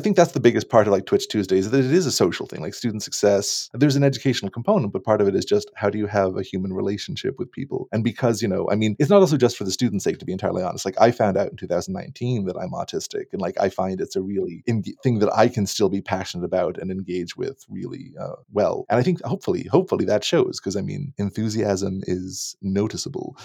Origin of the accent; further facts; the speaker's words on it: Annapolis Valley, Nova Scotia, Canada; moved away as an adult; also born or lived in Halifax / Toronto; now in Kamloops, Canada; I grew up in the Annapolis Valley of Nova Scotia, more or less.